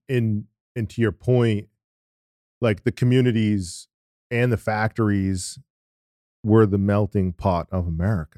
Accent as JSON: {"language": "English", "region": "New England", "country": "United States", "said": "I'm from New England"}